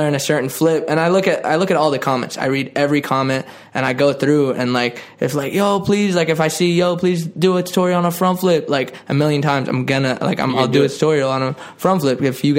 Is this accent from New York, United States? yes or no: no; Boston, Massachusetts, United States; We're both from Boston.